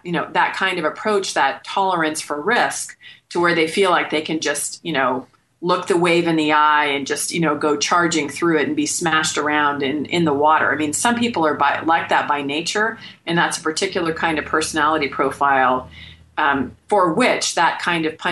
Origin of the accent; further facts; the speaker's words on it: Bay Area, California, United States; moved away as an adult; now in Phoenix, United States; born and raised in California in the Bay Area